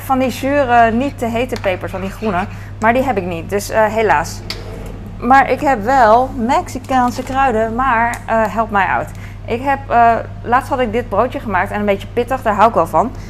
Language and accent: Dutch; Netherlands; als Hollander